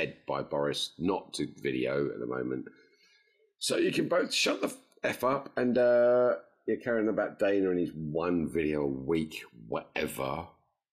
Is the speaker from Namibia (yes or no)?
no; England, United Kingdom; I'm English